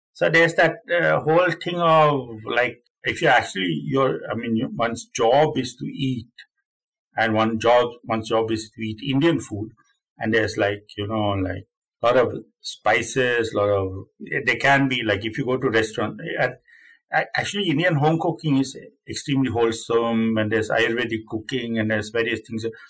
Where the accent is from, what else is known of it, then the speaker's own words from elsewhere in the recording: Sweden; also born or lived in Finland; I'm Sweden from Sweden. I'm Swedish.